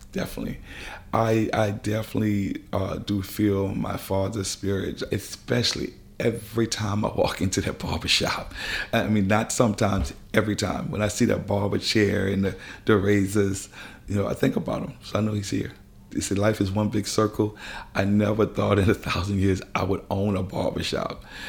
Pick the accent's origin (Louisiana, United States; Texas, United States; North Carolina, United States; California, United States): Louisiana, United States; New Orleans; I had a wonderful childhood growing up here in New Orleans